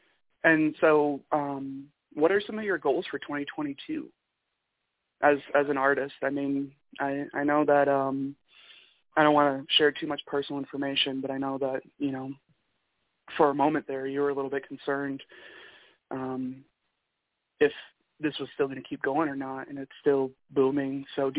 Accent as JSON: {"language": "English", "region": "Michigan", "country": "United States", "accent": "Michigan", "said": "That was my best Michigan accent voice. My accent's probably non-existent anymore until I start talking to other people, and then it's, oh, geez, yeah, it's been a bit brisk."}